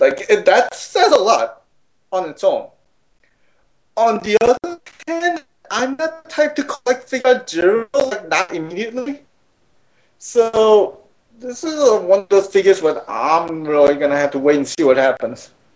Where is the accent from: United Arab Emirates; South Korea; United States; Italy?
South Korea; moved away; growing up in Korea